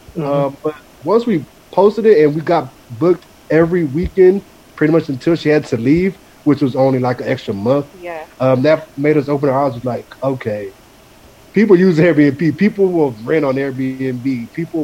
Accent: Houston, Texas, United States; we're from Houston

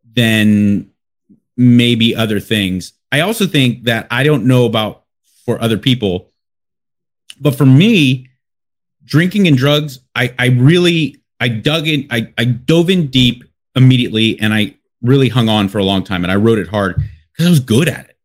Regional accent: Los Angeles, California, United States; I'm from Los Angeles, born and raised

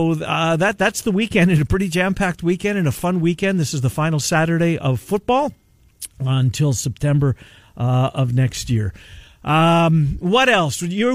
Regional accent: Winnipeg, Manitoba, Canada; moved away; I'm a Canadian. I grew up in Winnipeg

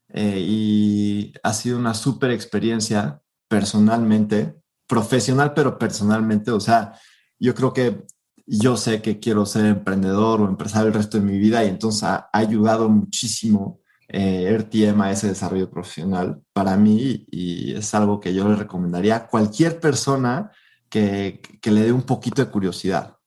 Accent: Mexico; nosotros los mexicanos

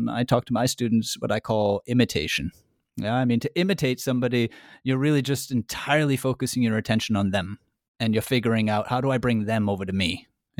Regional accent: United States; I'm American

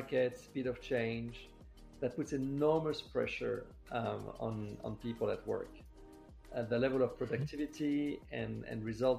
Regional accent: Paris, Île-de-France, France; moved away as an adult; also born or lived in New York; now in Los Angeles, United States; I was born in Paris, grew up in France. I moved to the United States about 25 years ago, first 10 years in New York and the past 15 years in Los Angeles

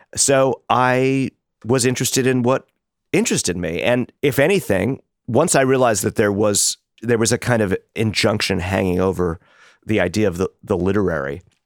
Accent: New York City, New York, United States; the public schools in Brooklyn and the confusions of growing up in New York in that period

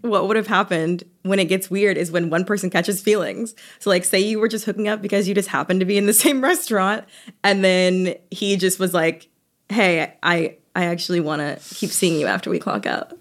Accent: Atlanta, Georgia, United States; moved away; I'm from Atlanta

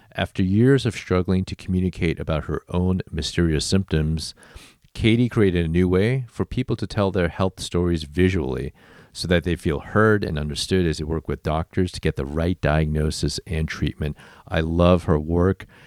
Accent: Houston, Texas, United States; also born or lived in north of Chicago, Illinois; So I lived there for the first like seven years of my life, then nice. moved to Houston, Texas

